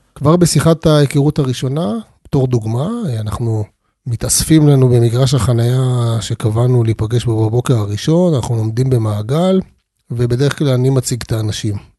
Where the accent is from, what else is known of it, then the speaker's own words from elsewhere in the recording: Arad, Southern District, Israel; אני יליד המדבר, נולדתי בערד. גדלתי שם